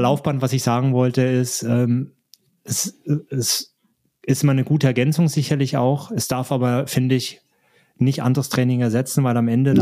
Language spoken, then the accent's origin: German; Germany; moved away; in meine alte Heimat, besuche ähm, Verwandte und Freunde. Mhm. Grüße da nach Deutschland